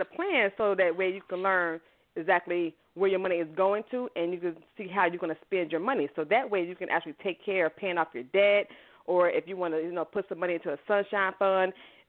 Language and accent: English; Chicago, Illinois, United States; I am originally from Chicago. What's going on, Chi-Town? I love my city.